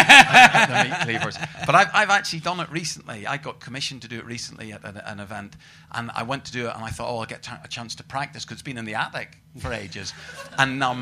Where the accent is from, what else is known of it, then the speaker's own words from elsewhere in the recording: Northern Ireland, United Kingdom; I'm from Northern Ireland